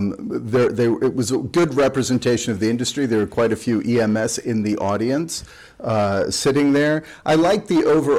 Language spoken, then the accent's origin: English; United States; as an American